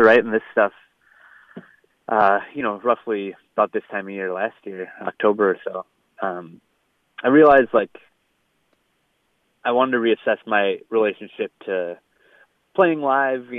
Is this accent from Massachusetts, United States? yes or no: no; St. Paul, Minnesota, United States; the unofficial mayor of St. Paul. And it just caught on. Like, people started using that and calling me that. And, you know, I have a lot of pride for my hometown.